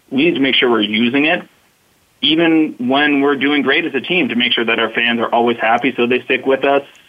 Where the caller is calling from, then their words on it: Bronx, New York, United States; So I'm calling from the Bronx in New York, the home of the New York Yankees.